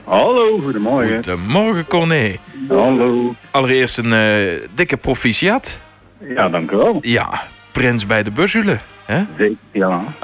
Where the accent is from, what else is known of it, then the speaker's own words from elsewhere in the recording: Maasluis, South Holland, Netherlands; now in Teuven, Belgium; waar ik geboren ben, daar is, is een carnavalsvereniging, ja.